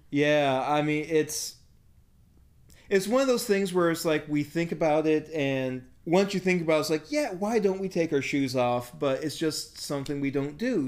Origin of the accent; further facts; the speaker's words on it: United States; I'm the American